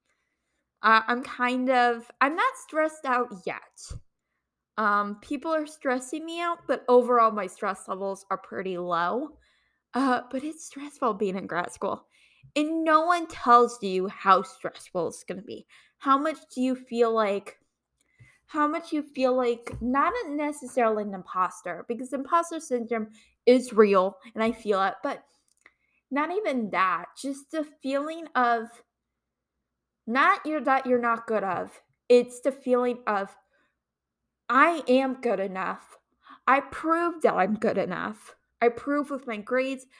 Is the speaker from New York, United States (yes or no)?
no; Ohio, United States; moved away as an adult; also born or lived in Kent, Ohio; now in Fairfax, United States; I'm originally from Ohio